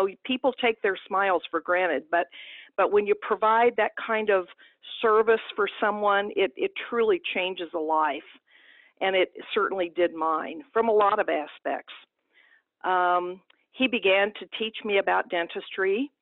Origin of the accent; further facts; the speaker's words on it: Perryville, Missouri, United States; I grew up in a small town in southeast Missouri, and town of about 5,000, Perryville, Missouri, was my hometown.